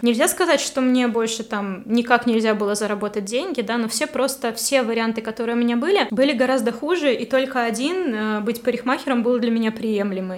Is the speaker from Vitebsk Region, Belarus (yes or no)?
yes; Vitebsk, Vitebsk Region, Belarus; also born or lived in Kharkiv, Ukraine; когда я приехала парикмахером э, уже из Харькова обратно в Витебск